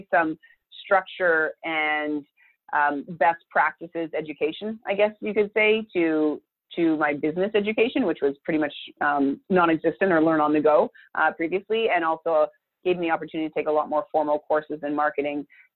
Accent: Thunder Bay, Ontario, Canada; moved away as an adult; also born or lived in Montreal, Canada; now in Santa Barbara, United States; as a person growing up in Thunder Bay, I was so excited to move to Montreal, the big city

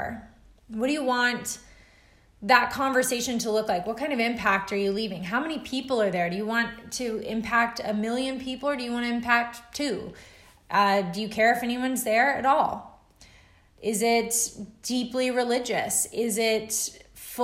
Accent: Alabama, United States; as a kid growing up in Alabama

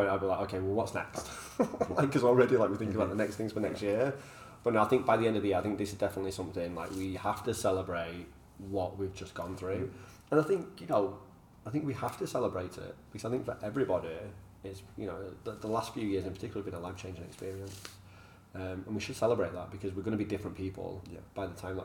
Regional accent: Manchester, North West England, United Kingdom; moved away; I'm from Manchester. Like, we fight probably a bit too much

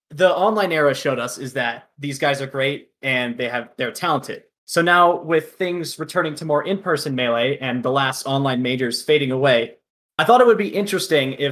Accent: Colorado, United States; I've lived in Colorado for all my life.

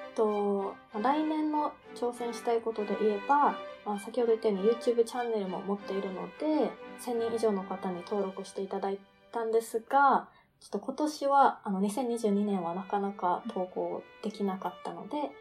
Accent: Okinawa, Japan; moved away as an adult; now in Melbourne, Australia; 沖縄出身なのであの沖縄の米軍基地内で無料の英語教室があったりしたのでそれに参加して

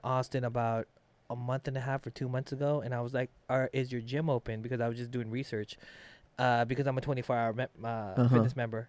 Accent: Philippines; as a Filipino

